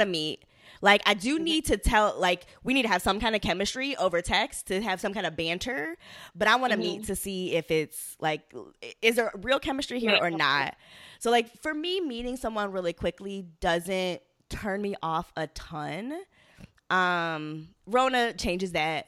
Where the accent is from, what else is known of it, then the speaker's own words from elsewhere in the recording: Baltimore, Maryland, United States; I'm from Baltimore.